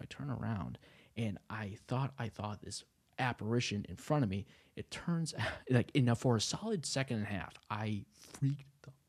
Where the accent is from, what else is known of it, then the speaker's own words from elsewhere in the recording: New England, United States; I grew up in New England, so apparently there's some houses that are like the most haunted places on earth.